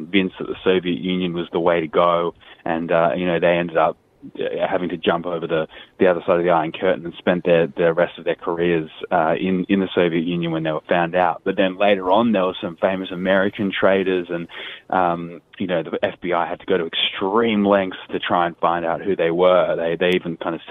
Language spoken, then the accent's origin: English; Australia; as journalists and even as Australian citizens